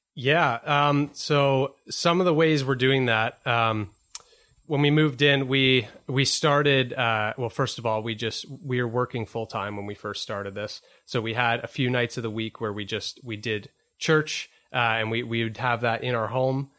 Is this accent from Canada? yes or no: yes; Whitby, Ontario, Canada; I grew up in Whitby